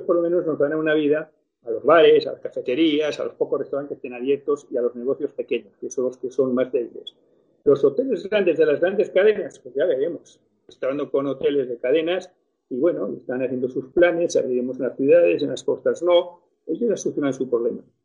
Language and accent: Spanish; Logroño, La Rioja, Spain; moved away; also born or lived in Barcelona; yo soy nacido en Logroño, bueno, he criado en Logroño.